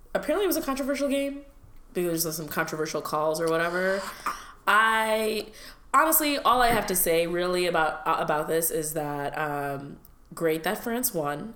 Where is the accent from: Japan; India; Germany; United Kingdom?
India; now in United States; I grew up in India